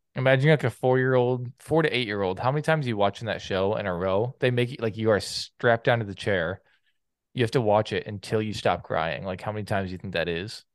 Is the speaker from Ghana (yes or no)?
no; Canada; I couldn't vote as a Canadian